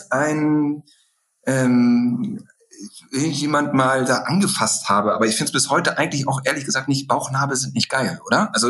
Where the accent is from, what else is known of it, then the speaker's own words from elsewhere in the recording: North Rhine-Westphalia, Germany; ich komme jetzt aus dem Ruhrpott, das war ja durchaus etwas prolliger, hatte sowas. Deswegen bin ich damit groß geworden.